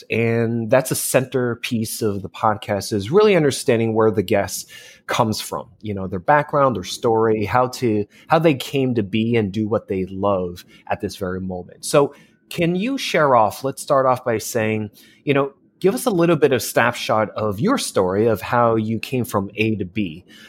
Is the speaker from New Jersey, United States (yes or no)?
yes; New Jersey, United States; moved away; I'm originally from New Jersey, and I have family in New York right now.